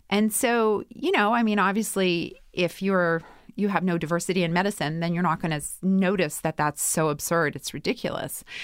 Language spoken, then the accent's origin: English; Winnipeg, Manitoba, Canada; I'm from Winnipeg